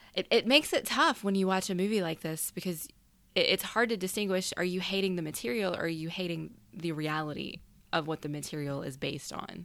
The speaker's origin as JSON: {"language": "English", "region": "the South", "country": "United States", "said": "I'm a woman from the South"}